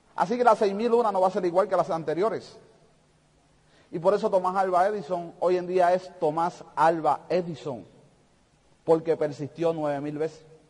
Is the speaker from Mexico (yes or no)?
no; Puerto Rico; yo soy de Puerto Rico